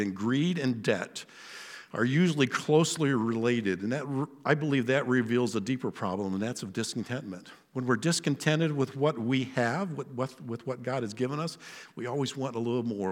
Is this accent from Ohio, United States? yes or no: yes; Western Ohio, United States; My place of birth, I was born in Western Ohio in America